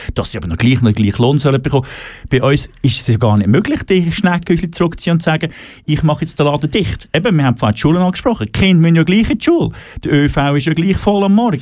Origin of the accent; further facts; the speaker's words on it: Switzerland; wir in der Schweiz